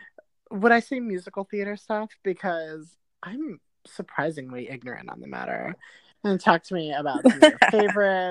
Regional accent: New York City, New York, United States; I'm a New Yorker.

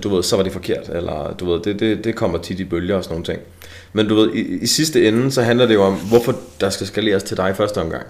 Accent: Esbjerg, Southern Denmark, Denmark; Jeg er jo fra Esbjerg

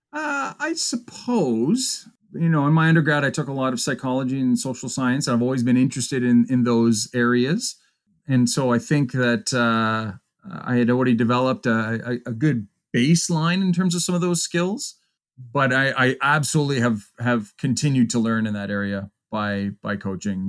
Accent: Pembroke, Ontario, Canada; also born or lived in Kingston; practiced in back in my hometown Pembroke for a few years

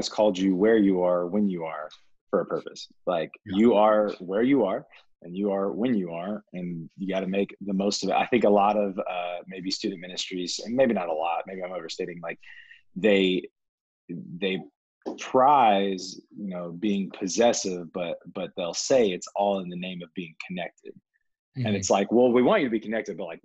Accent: the South, United States; I'm not from Atlanta. I am from the South

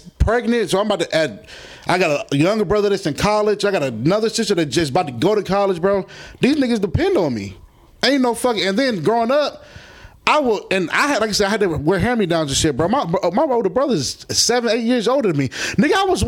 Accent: Philadelphia, Pennsylvania, United States; I'm from Philadelphia, Pennsylvania

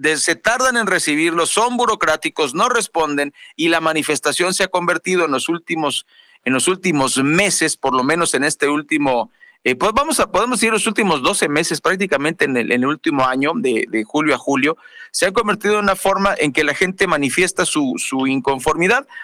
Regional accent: Mexico; como buenos mexicanos

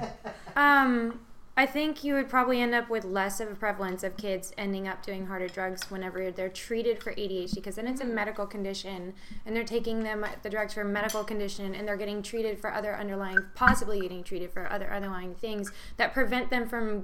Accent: the South, United States; I grew up in the South and I went to finishing school

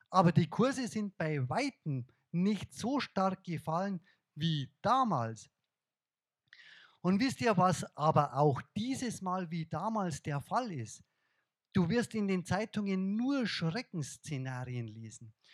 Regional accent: Bavaria, Germany; accent: Bavarian; Jetzt kommt mein bayerischer Dialekt durch.

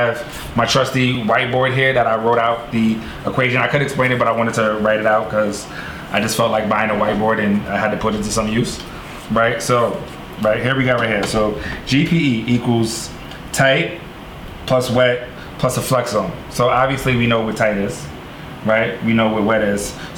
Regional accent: New York City, New York, United States; I'm from Harlem. I spent a lot of time on Lenox Avenue

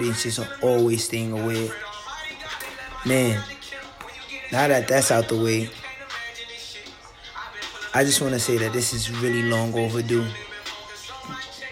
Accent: New York City, New York, United States; I was born and raised in the South Bronx to West African parents.

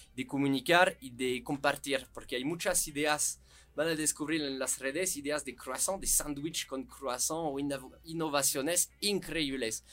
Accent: France; Spanish is a second language; moved away as an adult; also born or lived in Guanajuato, Mexico; now in Mexico; somos franceses, expertos del pan

